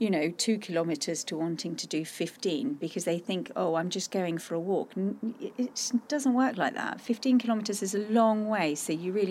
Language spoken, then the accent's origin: English; Austria; moved away; I grew up in Austria